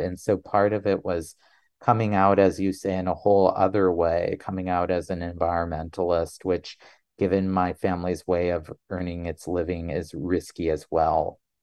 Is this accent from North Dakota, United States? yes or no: yes; North Dakota, United States; born or raised there; also born or lived in South Carolina; now in Utah, United States